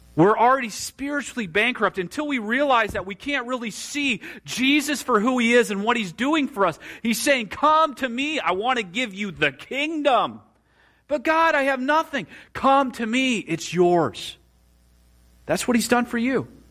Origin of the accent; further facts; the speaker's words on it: Marshall County, Indiana, United States; also born or lived in Kosciusko County, Indiana; grew up in Marshall County